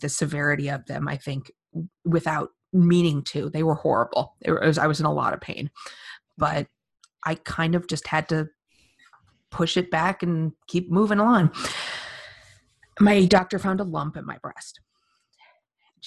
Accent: Phoenix, Arizona, United States; moved away as an adult; also born or lived in California / New York City; now in New York, United States; I was born and raised in Phoenix, Arizona, went to school in California

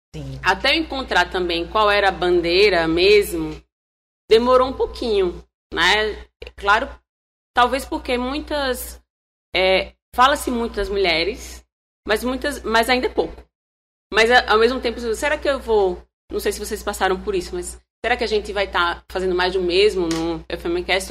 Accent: Palmeira dos Índios, Alagoas, Brazil; Eu sou do interior, sou de Palmeira

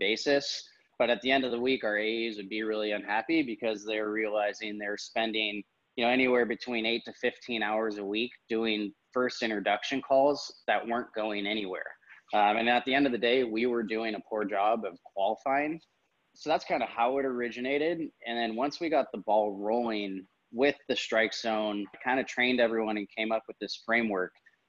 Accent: California, United States; Yeah, you know, it's kind of born and raised in the Bay Area, and going to school at UC Davis, I felt like I kind of never really left.

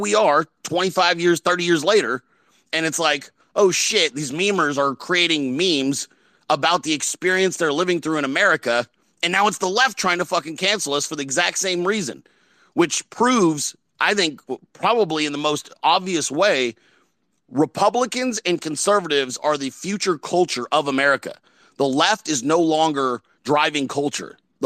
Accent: California, United States; I'm from California

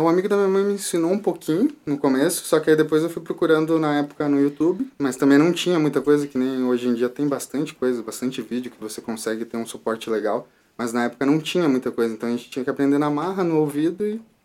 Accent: São Paulo, Brazil; moved away; eu nasci em São Paulo

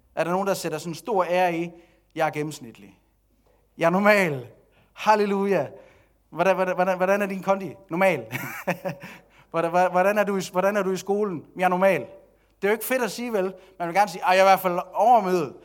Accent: Denmark; nu er jeg også dansker, og jeg er vokset op i det her samfund

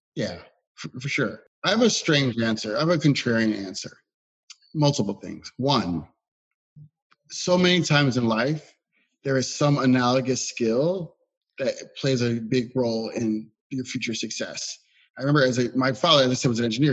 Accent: Philadelphia, Pennsylvania, United States; as a Philadelphian

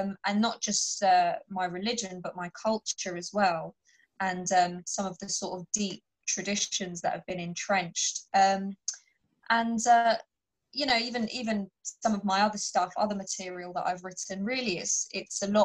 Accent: United Kingdom; I'm a British Pakistani Muslim, so a lot of it is based on my upbringing

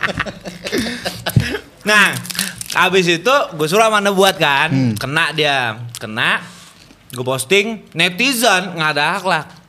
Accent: Bali, Indonesia; Dulu kan sebelum bokap meninggal itu kan gua gede di Bali

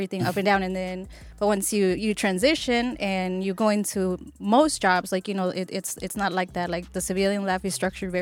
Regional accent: El Paso, Texas, United States; moved away; I'm originally from El Paso.

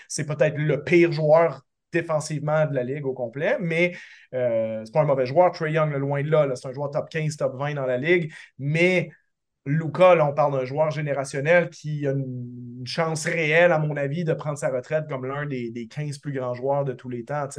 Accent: Quebec, Canada; en tant que Québécois

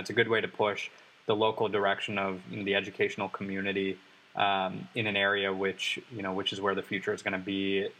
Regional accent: Atlanta, Georgia, United States; I'm from Atlanta. I'm from a secondary market.

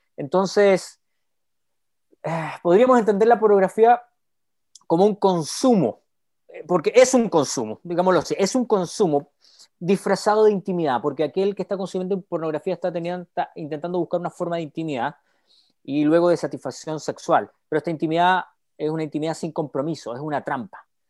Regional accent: Chile; Soy chileno

